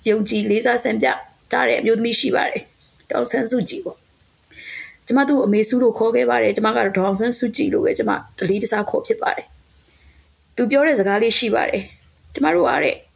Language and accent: Burmese; Myanmar